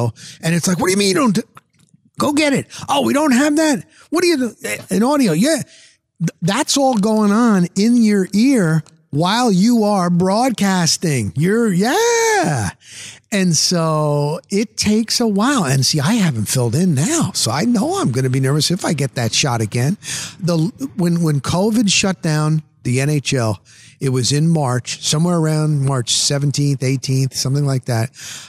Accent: Pasco County, Florida, United States; I'm across the pond. I'm a kid from Pasco County, Florida.

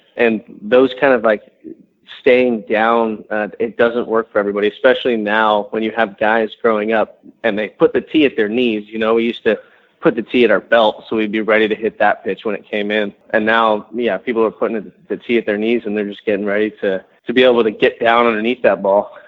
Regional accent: San Diego, California, United States; moved away; when I was growing up, and I grew up in San Diego

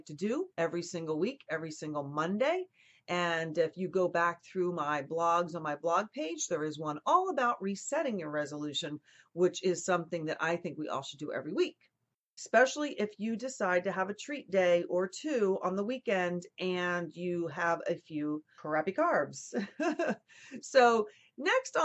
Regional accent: New Jersey, United States; I grew up with in New Jersey

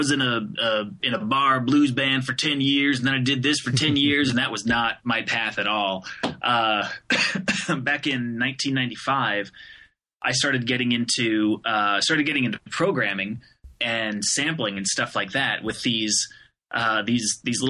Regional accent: Phoenix, Arizona, United States; moved away as an adult; now in Detroit, United States; I'm actually from Phoenix, Arizona, which is a wildly divergent, area and attitude and everything. So I grew up in the desert

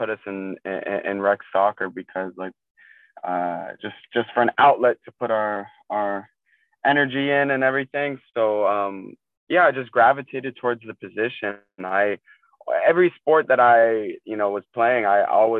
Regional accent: Fairfax, Virginia, United States; also born or lived in Maryland; I'm from Fairfax, Virginia, Northern Virginia, but I was born in Maryland and moved to Northern Virginia when I was four.

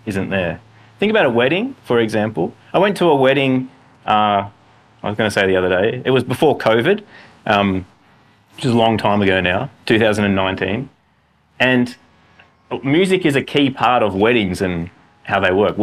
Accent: Australia; as Australian Western guys

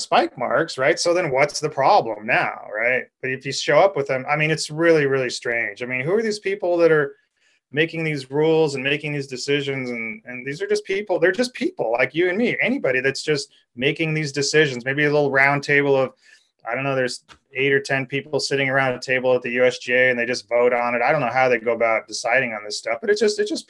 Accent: California, United States; being a Californian

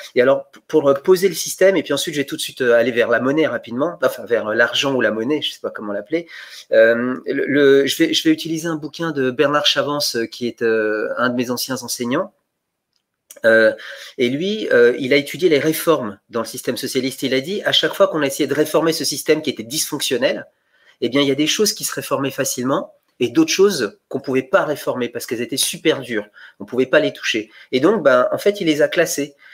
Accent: Bulgaria; moved away; je suis né en Bulgarie.

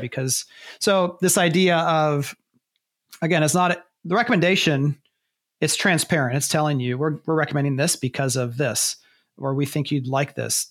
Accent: Ohio, United States; I'm from Ohio

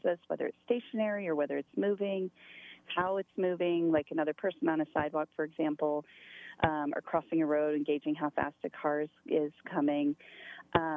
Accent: Montana, United States; moved away as an adult; also born or lived in upstate New York; I'm originally from Montana, but my kids were both born in slightly upstate New York.

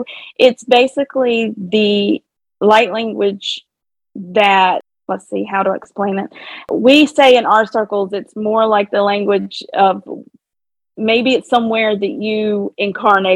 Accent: the South, United States; accent: Southern twang; I have I have a Southern twang

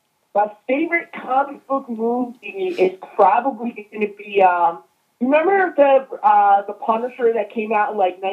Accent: Glens Falls, New York, United States; I grew up in Glens Falls, up in the Adirondacks, West Mountain, Gore Mountain, up that area.

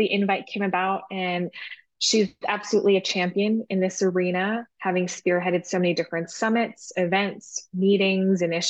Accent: Vancouver, British Columbia, Canada; moved away as an adult; also born or lived in Montreal, Canada / Singapore; now in Toronto, Canada; I was born and raised in Vancouver, Canada, so on the West Coast.

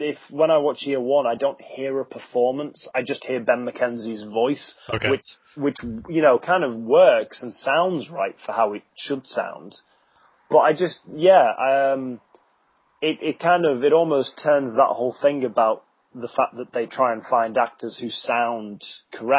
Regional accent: United Kingdom; I'm British

